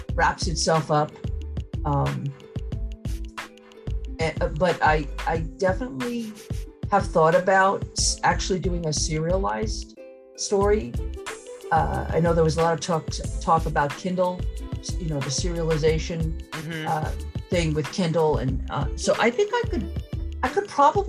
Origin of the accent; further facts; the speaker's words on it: Mamaroneck, New York, United States; where I grew up in the Mamaroneck, New York